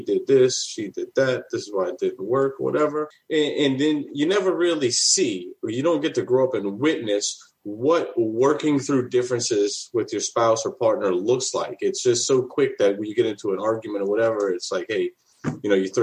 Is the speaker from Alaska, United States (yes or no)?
no; New Orleans, Louisiana, United States; born and raised in New Orleans